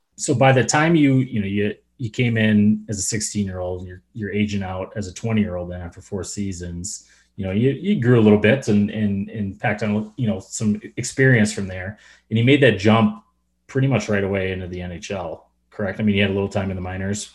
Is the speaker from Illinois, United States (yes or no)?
yes; Chicago, Illinois, United States; I grew up in Chicago, playing hockey in Chicago